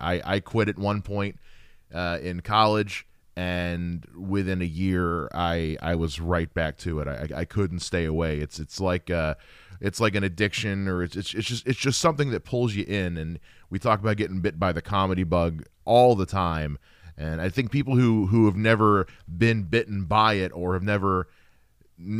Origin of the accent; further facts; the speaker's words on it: United States; I'm a Carolina boy myself